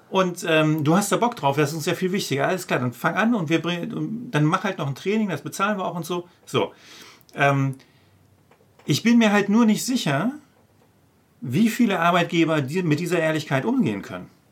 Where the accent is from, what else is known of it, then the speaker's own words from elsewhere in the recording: OWL, North Rhine-Westphalia, Germany; moved away; auch wenn das meine alte Heimat ist